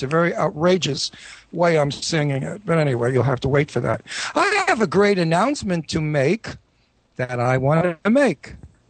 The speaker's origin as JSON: {"language": "English", "area": "Brooklyn, Long Island", "region": "New York", "country": "United States", "accent": "New York, Brooklyn, Long Island", "said": "being real is speaking with my New York, Brooklyn, Long Island accent."}